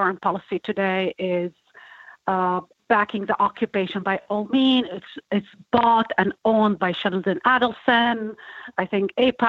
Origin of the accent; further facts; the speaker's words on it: Jerusalem, Jerusalem District, Israel; English is a second language; also born or lived in Haifa; I was born at Haifa and I was raised in Jerusalem.